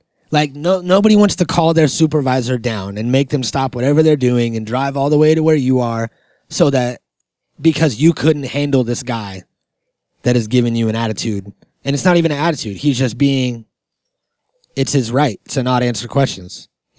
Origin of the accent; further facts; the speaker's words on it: Germany; And I'm from Germany.